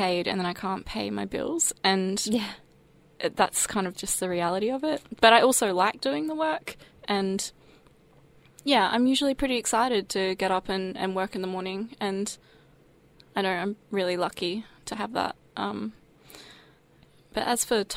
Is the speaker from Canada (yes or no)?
no; Sunshine Coast, Queensland, Australia; I grew up on the Sunshine Coast in Queensland, so it's a regional coastal town